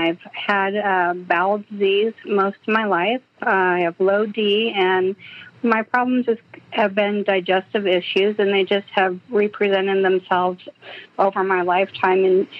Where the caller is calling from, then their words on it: Los Angeles, California, United States; Oh, I'm calling from Los Angeles, California.